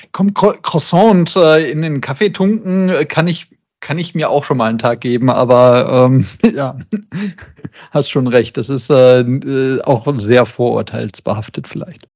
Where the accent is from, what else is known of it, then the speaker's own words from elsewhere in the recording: Essen, North Rhine-Westphalia, Germany; moved away; in meiner alten Heimat, nämlich in der Zeche Zollverein in Essen